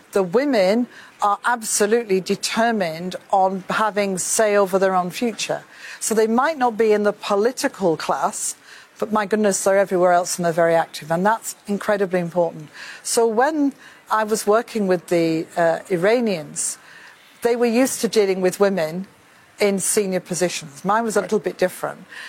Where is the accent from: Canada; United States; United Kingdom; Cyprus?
United Kingdom; I say this as a Brit